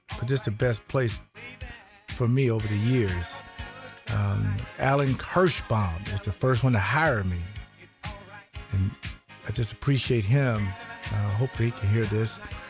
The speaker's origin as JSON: {"language": "English", "region": "Florida", "country": "United States", "also_born_or_lived": "Wisconsin", "moved": "yes", "said": "The state of Wisconsin has been there for me since 1990. Although I'm from Florida."}